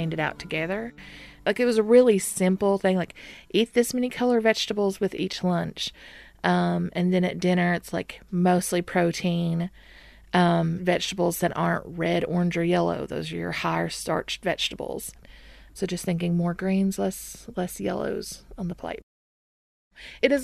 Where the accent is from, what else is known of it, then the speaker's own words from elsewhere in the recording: McRoberts, Kentucky, United States; I'm from McRoberts, Kentucky